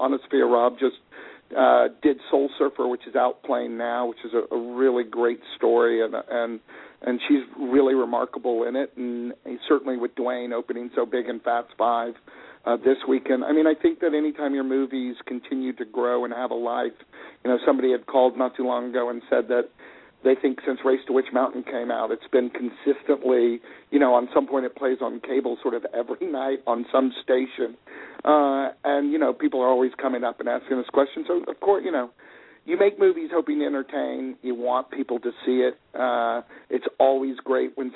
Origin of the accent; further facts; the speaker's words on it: Texas, United States; moved away; I'm from Texas